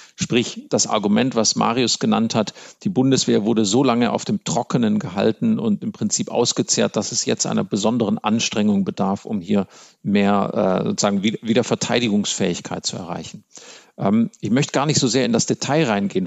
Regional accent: Germany; als Deutsche

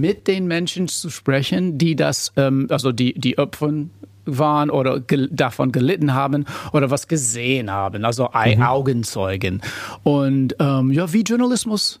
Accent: United States; German is a second language; moved away as an adult; now in Berlin, Germany; mein Diplom bekommen habe in den USA, bin Amerikaner

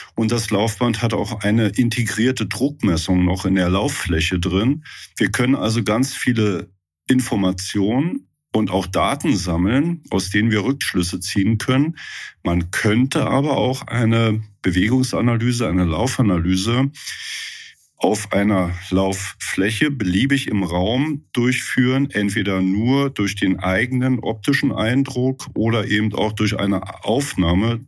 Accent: Brandenburg an der Havel, Brandenburg, Germany; moved away as an adult; also born or lived in Leipzig / Koblenz; now in Mülheim-Kärlich, Germany; Ich bin in der Nähe von Berlin groß geworden, in der Stadt Brandenburg, habe dort auch Rudern gelernt

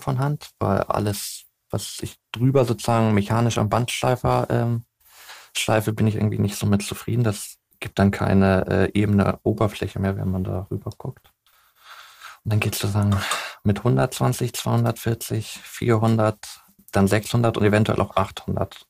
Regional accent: Hamburg, Germany; ich bin gebürtiger Hamburger

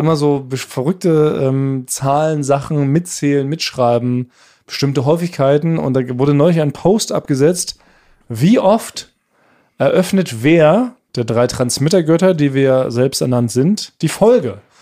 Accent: Northern Germany, Germany; als Norddeutscher ist es, glaub ich, verbrieft. Bei der Geburt bekommen wir so einen Zettel in die Hand

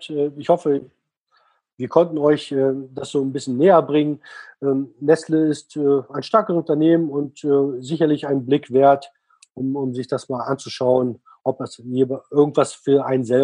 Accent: Switzerland; also ich als Schweizer, wenn ich in der Schweiz leben, äh, leben würde

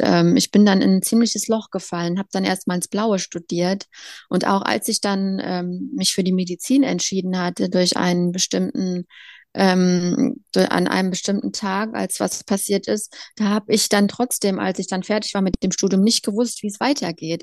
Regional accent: Leipzig, Saxony, Germany; moved away as an adult; now in Berlin, Germany; Leipzig ist meine Heimatstadt

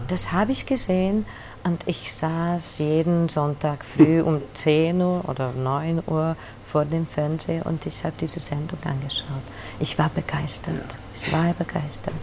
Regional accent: Budapest, Hungary; German is a second language; also born or lived in Vienna; Ich bin eine gebürtige Budapester, äh, Budapesterin

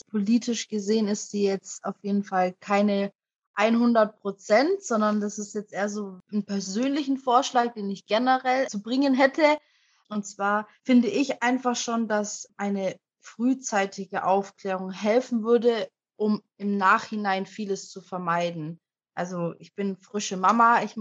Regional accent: Germany; ich komme nicht aus Afrika, ich komme aus Deutschland.

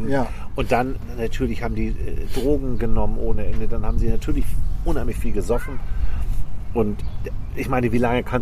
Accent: Hamburg, Germany; ich komme aus Altona in Hamburg und da gab es den Spritzenplatz, oder den gibt es auch immer noch.

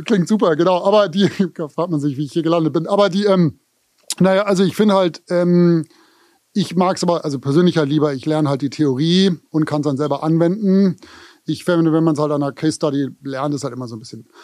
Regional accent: Konstanz, Baden-Württemberg, Germany; now in New York, United States; ich komme aus Konstanz, auch Frage der Aussprache, Konstanz

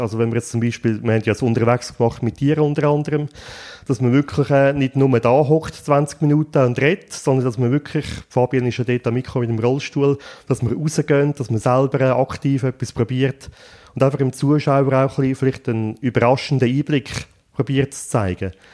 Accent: Buochs, Nidwalden, Switzerland; Ich bin in Zbuchs aufgewachsen

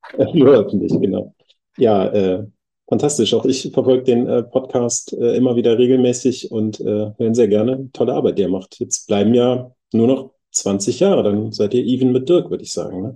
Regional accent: Bad Honnef, North Rhine-Westphalia, Germany; moved away as an adult; also born or lived in Bonn; now in Berlin, Germany; ich bin in Bonn geboren und ein bisschen weiter äh, südlich aufgewachsen im wunderschönen Bad Honnef

